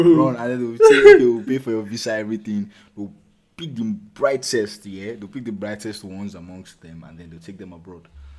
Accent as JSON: {"language": "English", "region": "Osun", "country": "Nigeria", "said": "I'm from Osun State."}